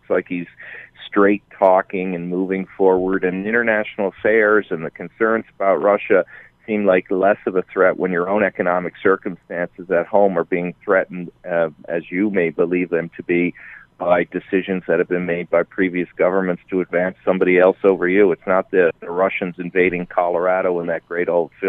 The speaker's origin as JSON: {"language": "English", "region": "Newfoundland and Labrador", "country": "Canada", "said": "So I'm a Newfoundlander. That may be being portrayed by my accent right now"}